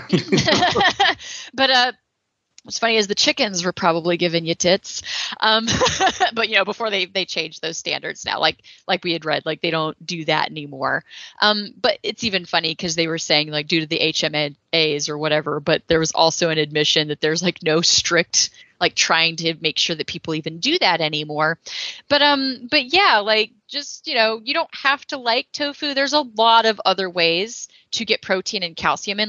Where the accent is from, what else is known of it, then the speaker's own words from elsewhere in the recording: Texas, United States; I'm from Texas